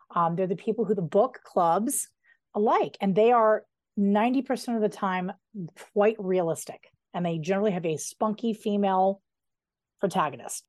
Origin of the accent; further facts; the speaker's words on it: Colorado, United States; I grew up right outside of Denver between Idaho Springs and Evergreen.